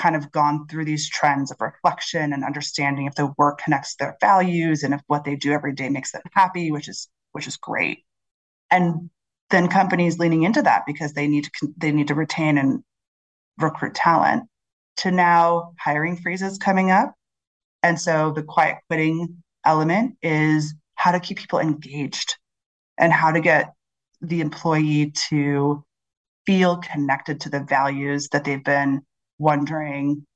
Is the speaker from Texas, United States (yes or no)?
no; Chicago, Illinois, United States; now in London, United Kingdom; I'm from Chicago